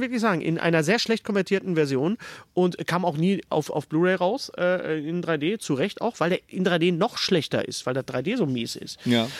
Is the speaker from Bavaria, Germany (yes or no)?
no; Ruhr area, North Rhine-Westphalia, Germany; bei uns im Pott